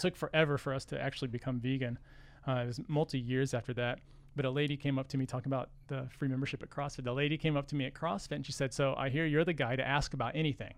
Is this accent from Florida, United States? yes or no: no; Texas, United States; We're from Texas